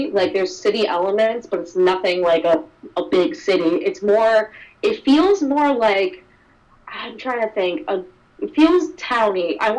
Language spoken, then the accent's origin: English; Long Island, New York, United States; moved away as an adult; now in Maine, United States; I grew up in Long Island suburbs, go to the city, get, like, that city vibe. But now, like, I live in, like, a small city, but a city nonetheless, in, like, a studio apartment.